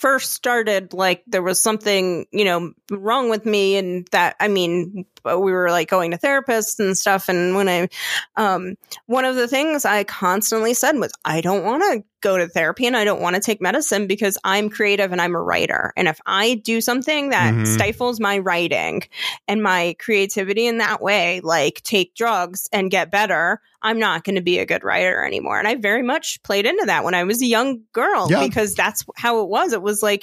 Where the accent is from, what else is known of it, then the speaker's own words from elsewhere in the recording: Orlando area, Florida, United States; moved away; I grew up in Cimarron's Gateway